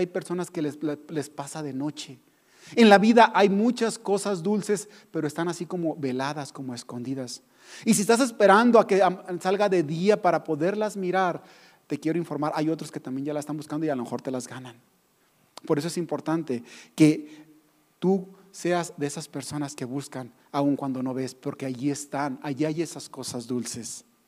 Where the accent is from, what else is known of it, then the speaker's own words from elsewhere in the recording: Mexico; nosotros como mexicanos